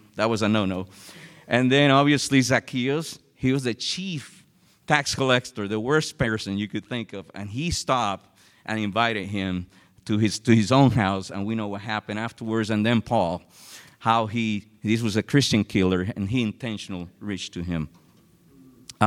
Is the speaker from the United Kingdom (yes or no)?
no; San Juan, Puerto Rico; moved away; I'm originally from San Juan, Puerto Rico